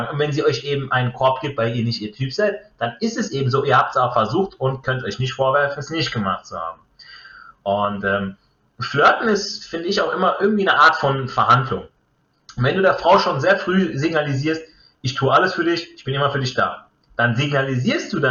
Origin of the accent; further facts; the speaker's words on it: Italy; ich jetzt als Italiener bringe jetzt mal den, den Beispiel, das Beispiel Ferrari.